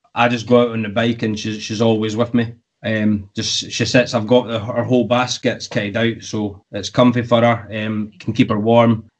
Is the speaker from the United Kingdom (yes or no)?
yes; United Kingdom; the UK, my home country